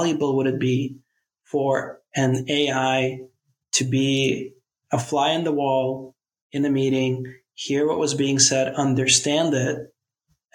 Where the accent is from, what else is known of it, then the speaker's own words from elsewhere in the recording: New York, United States; I'm from New York originally